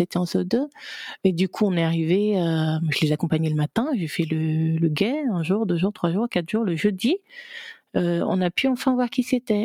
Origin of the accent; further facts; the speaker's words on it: Gabon; moved away; also born or lived in France / United States; je suis gabonaise